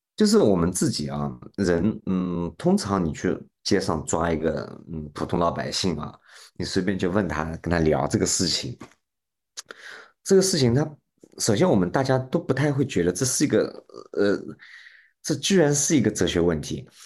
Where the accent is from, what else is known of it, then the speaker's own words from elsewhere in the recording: China; 那同样，我们中国人呢